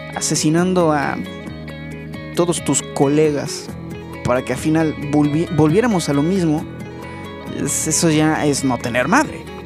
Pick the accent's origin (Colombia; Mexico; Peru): Mexico; porque en mi país, en México